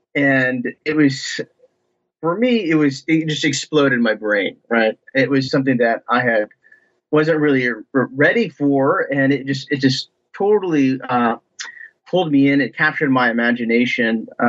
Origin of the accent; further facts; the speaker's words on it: Ohio, United States; I'm originally from Ohio, from just basically the backwoods and farm country in Ohio.